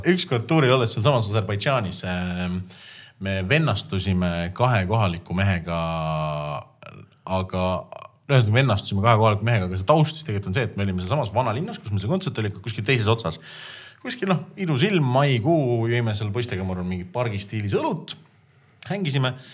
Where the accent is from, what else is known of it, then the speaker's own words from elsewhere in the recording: Estonia; me oleme eestlased